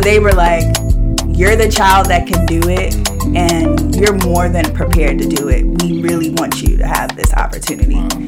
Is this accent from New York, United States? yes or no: yes; New York City, New York, United States; also born or lived in Washington, District of Columbia, United States; I'm born and raised in Brooklyn. I grew up in Bed-Stuy